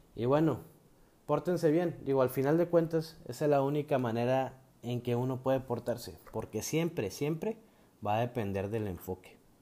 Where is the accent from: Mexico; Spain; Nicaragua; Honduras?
Mexico; como buen mexicano que soy